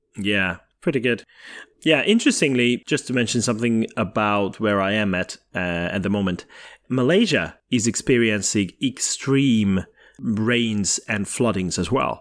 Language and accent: English; Hungary; born or raised there; moved away